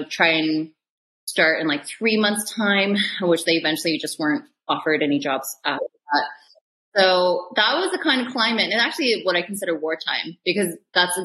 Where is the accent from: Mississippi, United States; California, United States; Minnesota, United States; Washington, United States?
Washington, United States; Seattle; moved away as an adult; also born or lived in Chicago / London; now in Los Angeles, United States; I came from the Seattle area, small little white suburb, grew up there for 18 years, left for Northwestern in Chicago